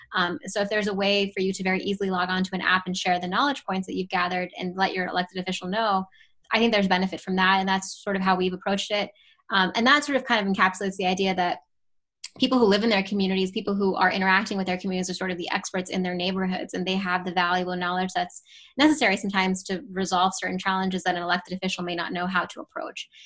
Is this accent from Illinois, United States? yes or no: no; Pittsburgh, Pennsylvania, United States; also born or lived in Baltimore, Maryland; I was born in Baltimore, Maryland, and I grew up in the Pittsburgh area and went through K through 12